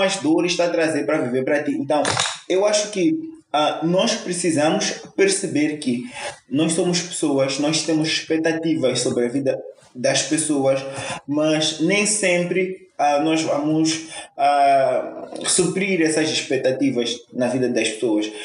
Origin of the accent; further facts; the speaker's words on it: Mozambique; Nós partimos como moçambicanos